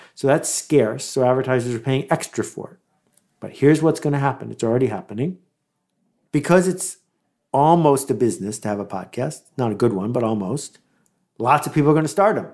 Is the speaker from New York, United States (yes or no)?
yes; Buffalo, New York, United States; growing up in Buffalo, in the nineteen seventies